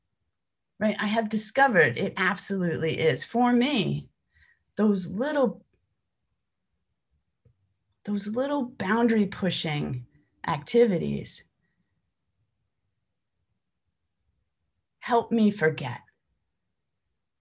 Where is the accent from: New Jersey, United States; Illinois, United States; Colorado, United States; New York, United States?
New York, United States; I come from New York